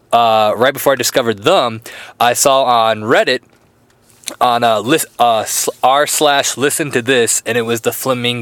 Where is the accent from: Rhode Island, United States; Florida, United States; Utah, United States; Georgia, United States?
Florida, United States; I'm actually from Florida, but I've been hanging out with the Aussie Dylan